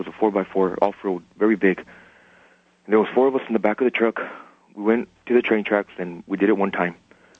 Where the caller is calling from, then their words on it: San Antonio, Texas, United States; I'm calling from San Antonio.